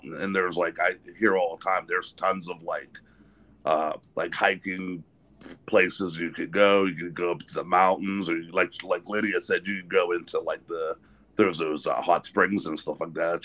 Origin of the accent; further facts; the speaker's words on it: Western Pennsylvania, United States; I grew up in Western Pennsylvania